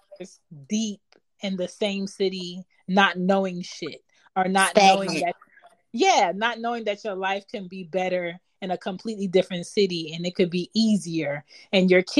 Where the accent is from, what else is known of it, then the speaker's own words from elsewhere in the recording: Philadelphia, Pennsylvania, United States; moved away; I'm from Philly, and Philly is like a stagnant old city